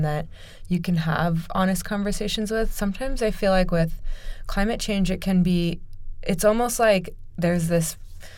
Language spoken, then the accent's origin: English; Omaha, Nebraska, United States; I grew up in Omaha